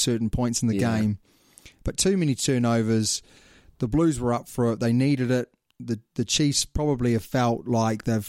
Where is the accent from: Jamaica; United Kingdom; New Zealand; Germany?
New Zealand; I'm a Kiwi